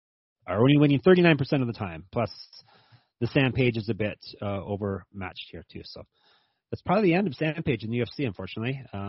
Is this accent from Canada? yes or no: yes; Canada; As close as I'm going to. As close as a Canadian's going to get a difficult Chinese name.